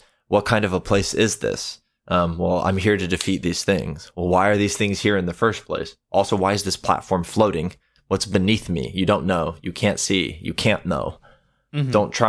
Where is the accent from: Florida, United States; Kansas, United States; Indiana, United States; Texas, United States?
Texas, United States; I'm from Texas. We know. You told us.